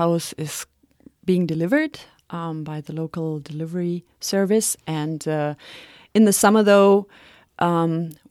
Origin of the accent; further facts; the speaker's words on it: Atlin, British Columbia, Canada; I'm from Atlin